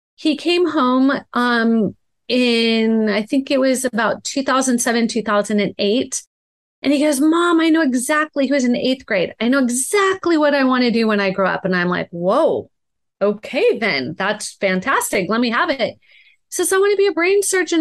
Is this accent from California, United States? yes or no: yes; Laguna Beach, California, United States; I grew up in Laguna Beach, California, and neither of my parents went to college.